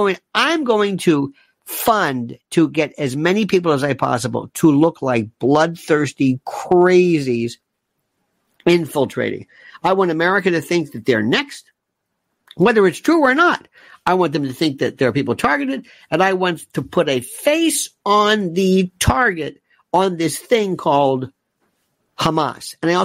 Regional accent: United States; Because remember, I'm an American. I care about America.

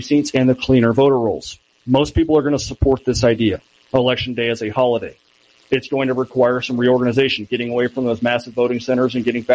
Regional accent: Texas, United States; I'm from Texas

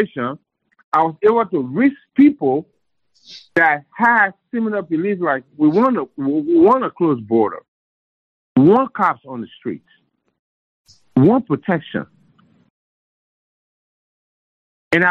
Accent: Liberia; moved away; from where I came from Africa, from Liberia

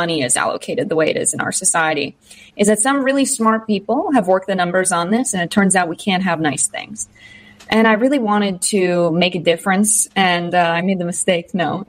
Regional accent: United States; I grew up in a working family just outside of New York City, so 45 minutes outside of Manhattan

